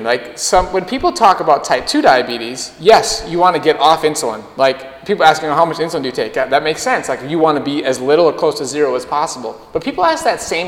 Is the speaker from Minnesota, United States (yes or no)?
yes; Minnesota, United States; I grew up in Minnesota